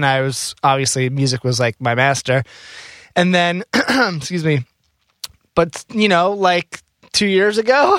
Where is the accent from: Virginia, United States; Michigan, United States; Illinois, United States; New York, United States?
New York, United States; Rockland County; That was in Rockland County, so that was only like an hour, 45 minutes actually away from Manhattan, like upstate. Yeah, I ended up going to NYU. I mean, I've been like New Yorker through and through, like the whole way.